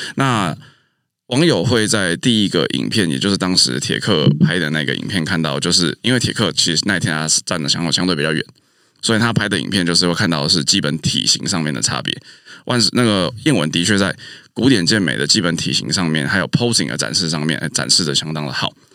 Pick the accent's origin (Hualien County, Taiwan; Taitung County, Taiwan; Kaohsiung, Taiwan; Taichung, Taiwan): Taichung, Taiwan; moved away as an adult; also born or lived in Taipei; 暑假的时候回到台中